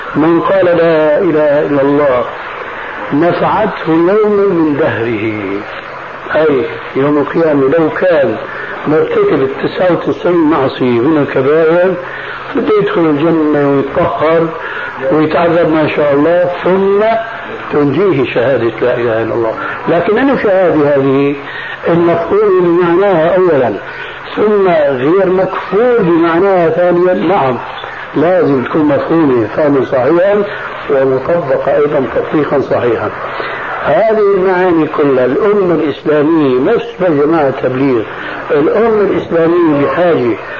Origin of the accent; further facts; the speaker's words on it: Syria; ونحن عندنا في الشام